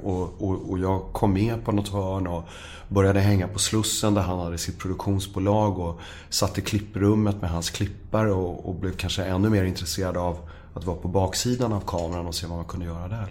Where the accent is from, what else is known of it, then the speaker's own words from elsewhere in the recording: Stockholm, Stockholm County, Sweden; vi växte upp på Östermalm